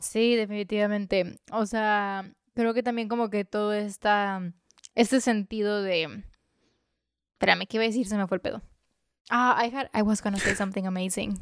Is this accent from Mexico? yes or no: yes; Mexico; yo soy mexicana